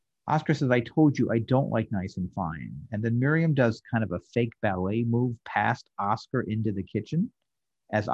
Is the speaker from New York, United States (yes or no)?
yes; New York, United States; I grew up in New York, so I had the privilege of going to a lot of theater in the 70s